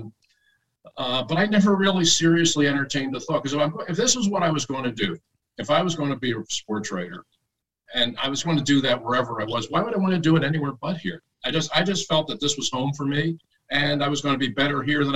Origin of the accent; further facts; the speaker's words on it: Philadelphia, Pennsylvania, United States; I was from Philly.